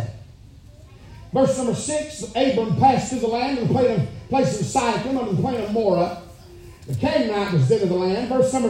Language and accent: English; Alabama, United States; I'm from Alabama